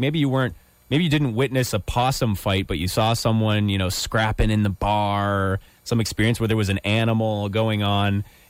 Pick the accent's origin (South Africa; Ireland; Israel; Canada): Canada; Ottawa, Ontario; my hometown is Ottawa, where I hail from.